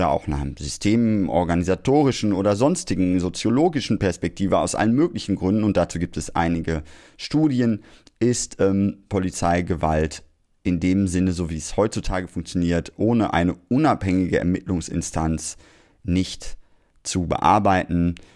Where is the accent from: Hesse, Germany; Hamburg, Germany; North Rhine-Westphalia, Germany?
North Rhine-Westphalia, Germany; Essen; born there; Ich wäre Ihnen als gebürtiger Essener sehr dankbar, wenn Sie Ihr Auge weiter darauf halten